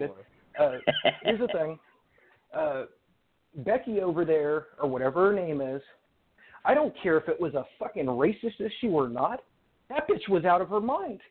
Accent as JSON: {"language": "English", "town": "Fresno", "region": "California", "country": "United States", "tie": "born or raised there", "said": "I'm from Fresno, California"}